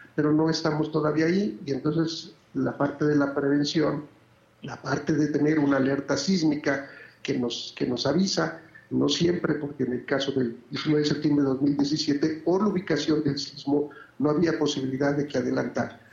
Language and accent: Spanish; Mexico; ahí sí me siento muy orgulloso de ser, de ser mexicano